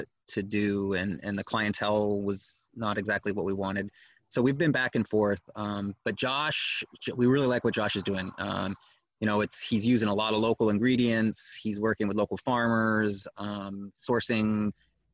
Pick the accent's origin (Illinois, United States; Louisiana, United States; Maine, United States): Maine, United States; Eric and I are Mainers. We grew up here in Maine